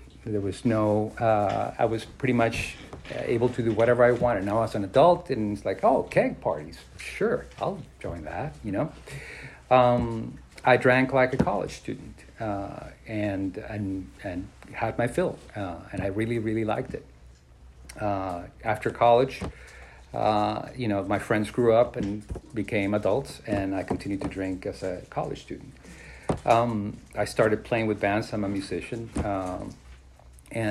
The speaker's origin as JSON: {"language": "English", "region": "Mexico City", "country": "Mexico", "tie": "born or raised there", "said": "I was born and raised in Mexico City"}